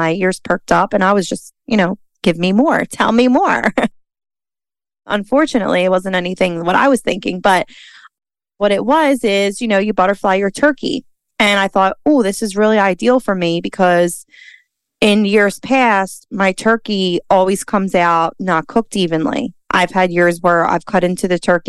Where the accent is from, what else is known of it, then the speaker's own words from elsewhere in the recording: Philadelphia, Pennsylvania, United States; born and raised in Philly